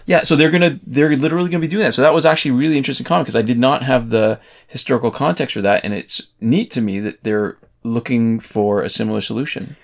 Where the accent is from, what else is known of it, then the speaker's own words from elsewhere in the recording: Canada; I'm Canadian